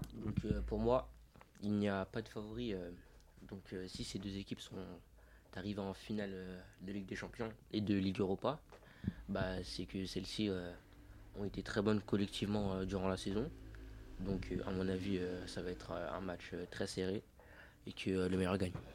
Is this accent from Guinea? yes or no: yes; Guinea; now in France; je suis guinéen.